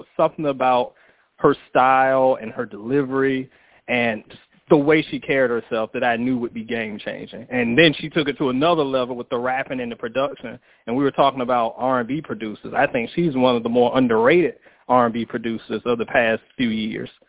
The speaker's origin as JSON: {"language": "English", "area": "Portsmouth", "region": "Virginia", "country": "United States", "tie": "born or raised there"}